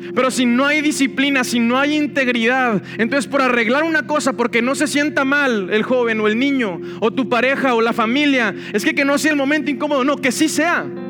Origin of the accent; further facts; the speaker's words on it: Monterrey, Nuevo León, Mexico; como Monterrey no hay otro. Esta es nuestra tierra. Yo disfruto mi tierra, disfruto mi ciudad